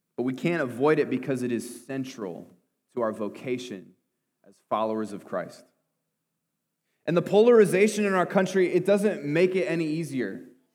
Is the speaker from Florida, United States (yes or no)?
no; Clinton, Iowa, United States; I grew up in Clinton, but I didn't grow up a farmer